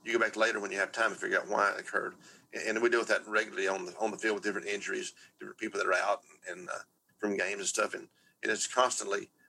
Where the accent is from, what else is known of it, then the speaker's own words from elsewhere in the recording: Texas, United States; I'm from Texas